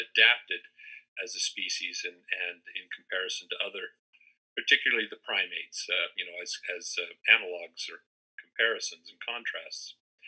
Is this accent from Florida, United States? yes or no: no; Salt Lake City, Utah, United States; also born or lived in Spokane / Boise / Portland / Eugene; now in Pocatello, United States; I grew up in the Intermountain West and Pacific Northwest, born in Salt Lake, lived Spokane, Boise, Portland, Eugene, you know, all over the Northwest and Intermountain West.